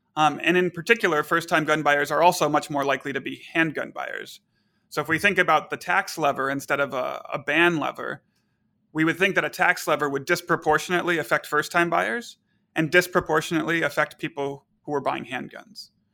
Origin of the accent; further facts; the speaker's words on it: Texas, United States; now in Chicago, United States; I grew up in Texas